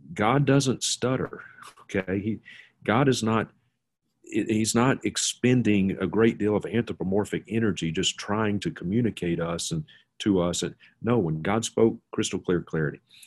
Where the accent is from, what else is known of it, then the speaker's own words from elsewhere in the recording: Mississippi, United States; now in Montana, United States; a childhood friend of mine that I grew up with in Mississippi